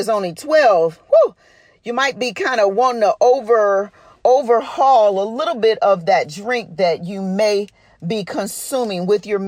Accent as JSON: {"language": "English", "town": "Detroit", "region": "Michigan", "country": "United States", "tie": "born or raised there", "said": "I'm from Detroit and I grew up saying pop"}